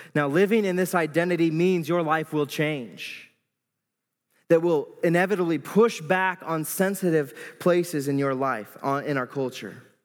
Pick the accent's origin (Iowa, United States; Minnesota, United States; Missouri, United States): Iowa, United States; moved away as an adult; now in Moline, United States; I grew up in Iowa all my life